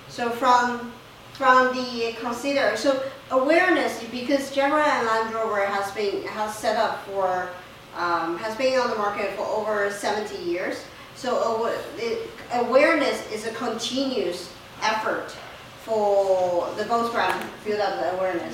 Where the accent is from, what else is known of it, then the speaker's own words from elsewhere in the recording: China; moved away; I come from China, so I have a connection with China.